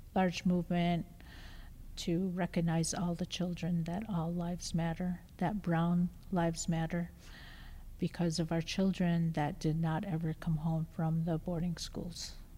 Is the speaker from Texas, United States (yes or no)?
no; Black River Falls, Wisconsin, United States; also born or lived in Alaska / Gallup, New Mexico; now in Madison, United States; I originally grew up in Black River Falls, Wisconsin